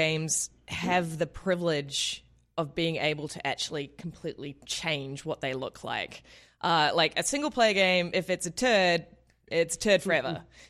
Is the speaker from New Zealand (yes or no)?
yes; New Zealand; moved away; Yeah, I was calling from New Zealand.